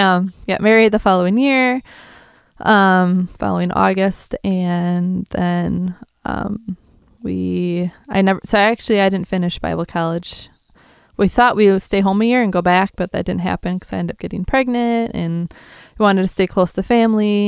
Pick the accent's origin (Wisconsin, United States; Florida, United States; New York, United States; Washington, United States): Wisconsin, United States; south of Green Bay; I'm from Wisconsin.